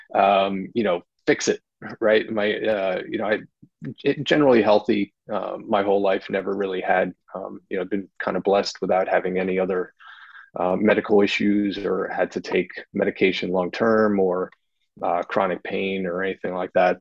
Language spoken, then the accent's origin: English; New Jersey, United States; now in Wilmington, United States; I'm from New Jersey